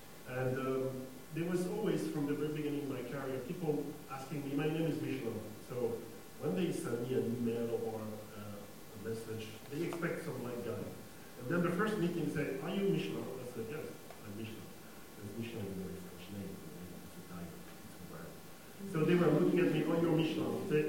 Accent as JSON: {"language": "English", "country": "Mali", "tie": "born or raised there", "said": "When I was born in Africa, I spent my childhood in Africa. So from the very beginning, to me, all these questions of race, relations, background were mixed, because I remember I was born in Mali"}